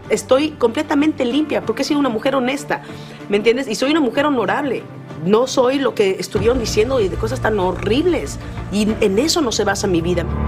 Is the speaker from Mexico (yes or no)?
yes; Mexico; moved away; ese es mi hogar, es mi, es mi país, es de donde soy